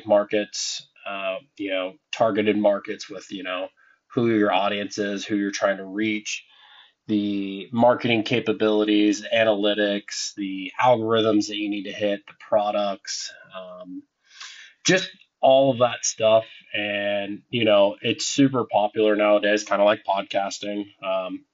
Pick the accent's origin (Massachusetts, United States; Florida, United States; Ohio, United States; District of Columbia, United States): Ohio, United States; Meigs County, southeastern; also born or lived in Point Pleasant, West Virginia; I grew up in a small farm town in Ohio along the Ohio River. It's down in southeastern Ohio specifically. Meigs County.